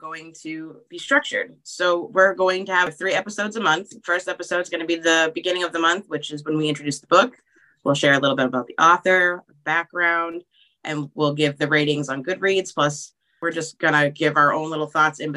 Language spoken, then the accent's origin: English; New England, United States; we are from New England and we do sometimes swear in our native tongue.